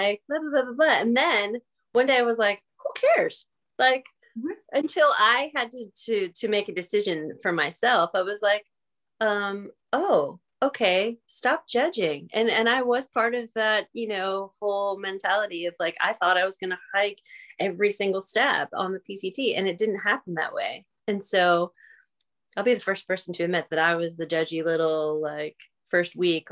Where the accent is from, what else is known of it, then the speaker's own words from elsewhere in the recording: New York, United States; being a New Yorker, we don't have fires